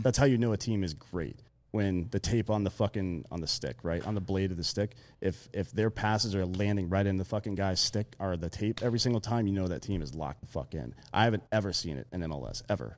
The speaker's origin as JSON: {"language": "English", "region": "South Carolina", "country": "United States", "tie": "born or raised there", "moved": "yes", "lives_now": "Austin, United States", "said": "I grew up in fucking South Carolina"}